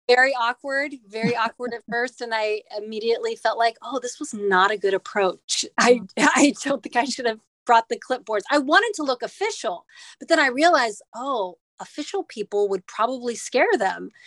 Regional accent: Midwest, United States; now in Staten Island, United States; I'm originally from the Midwest

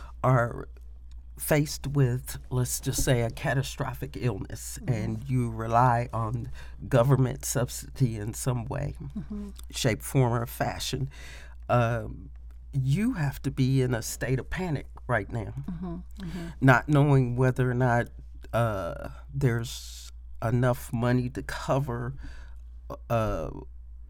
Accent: Indianapolis, Indiana, United States; I was born and raised in Indianapolis, Indiana

